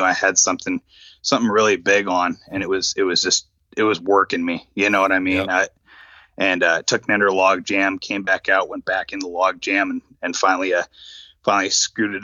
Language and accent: English; Issaquah, Washington, United States; there was a local fly shop where I grew up in Issaquah, Washington